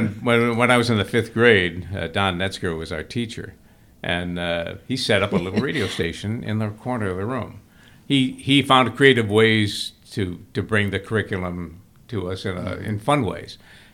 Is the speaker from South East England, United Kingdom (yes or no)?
yes; Brighton, South East England, United Kingdom; I go back to our home I grew up in Brighton